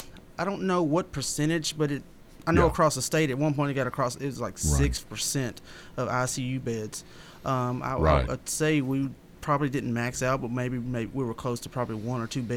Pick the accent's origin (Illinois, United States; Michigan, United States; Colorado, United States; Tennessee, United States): Tennessee, United States; Lebanon; moved away as an adult; now in Murfreesboro, United States; Born and raised in Wilson County, but I've lived here in Murfreesboro since 2012.